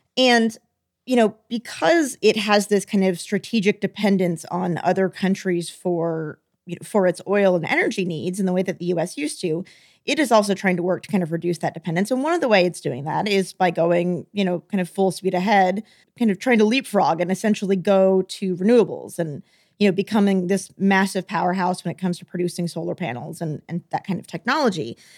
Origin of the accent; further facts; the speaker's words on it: Texas, United States; I'm from Texas.